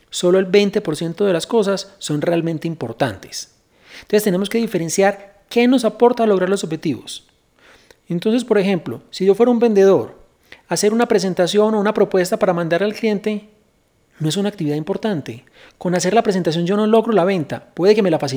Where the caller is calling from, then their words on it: Mexico; de México y esta es mi duda.